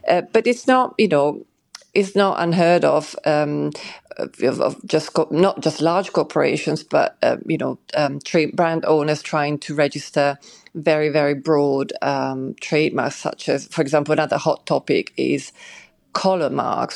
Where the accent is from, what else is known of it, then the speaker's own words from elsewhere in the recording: Switzerland; moved away; I grew up in Switzerland